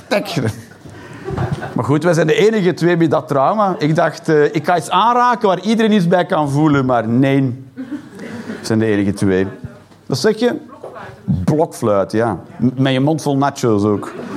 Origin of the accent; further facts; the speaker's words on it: Flanders, Belgium; Ik ben een Belg, een slash, een Vlaming.